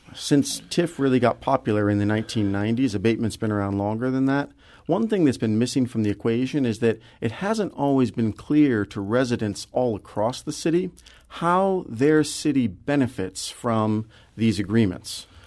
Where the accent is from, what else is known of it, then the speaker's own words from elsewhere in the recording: Kirkwood, Missouri, United States; I grew up in Kirkwood